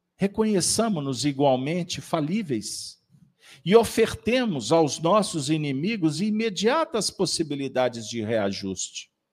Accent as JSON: {"language": "Portuguese", "region": "Minas Gerais", "country": "Brazil", "said": "nós somos mineiros."}